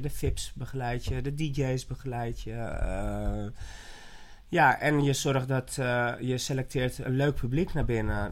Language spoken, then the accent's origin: Dutch; Haarlem, North Holland, Netherlands; also born or lived in Ibiza; ik ben zelf van Haarlem